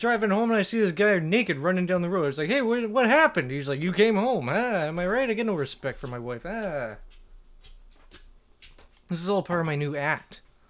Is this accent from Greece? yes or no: no; United Kingdom; I'm from Britain. I thought there was going to be bears everywhere, but instead just Jehovah's Witnesses.